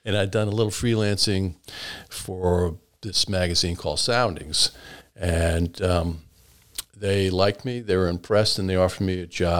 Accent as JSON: {"language": "English", "town": "Westerly", "region": "Rhode Island", "country": "United States", "tie": "born or raised there", "said": "the Westerly Sun, which was kind of my hometown paper"}